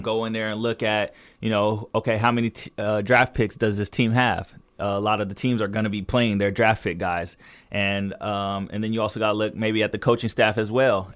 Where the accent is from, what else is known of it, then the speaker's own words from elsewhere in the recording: Fontana, California, United States; also born or lived in Pasadena, California; we lived in Fontana ever since I was three